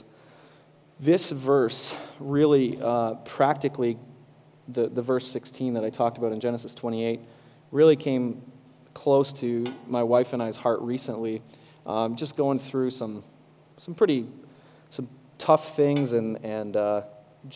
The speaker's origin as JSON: {"language": "English", "town": "Kitchener-Waterloo", "region": "Ontario", "country": "Canada", "accent": "Canadian", "moved": "yes", "said": "I'm from Southern Ontario, Kitchener-Waterloo."}